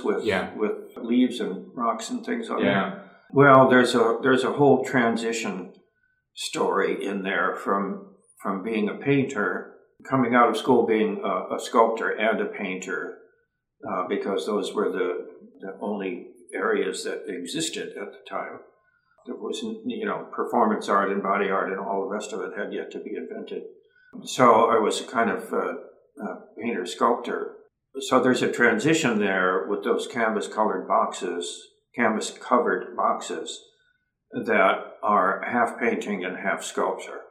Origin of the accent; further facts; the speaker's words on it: Ohio, United States; growing up in Ohio and having lots of access to endless woods and streams and fishing